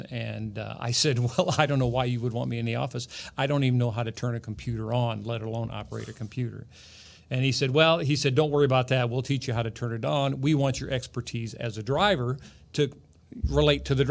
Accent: Bloomington, United States; I was born and raised here in Bloomington. Never did go very far

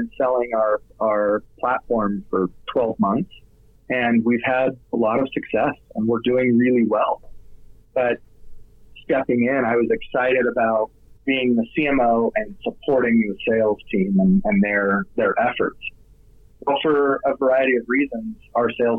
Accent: Utah, United States; I'm from Utah

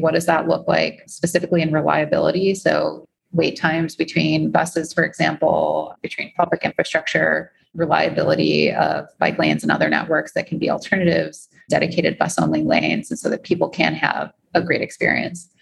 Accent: Chicago, Illinois, United States; now in New York, United States; growing up in Chicago

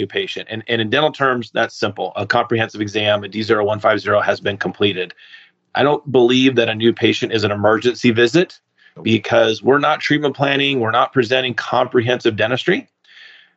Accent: California, United States; moved away as an adult; also born or lived in Maine; I was from California.

